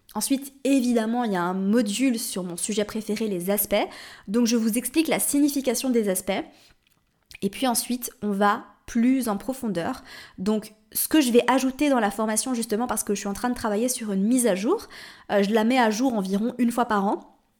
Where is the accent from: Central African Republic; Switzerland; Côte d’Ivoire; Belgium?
Switzerland; moved away as an adult; also born or lived in Paris, France / Morocco; je suis suisse, si tu ne le savais pas. Et euh, en Suisse, on dit 90.